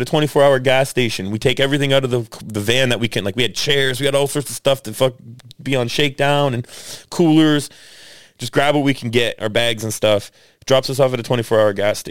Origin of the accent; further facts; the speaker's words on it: Canada; We're from Canada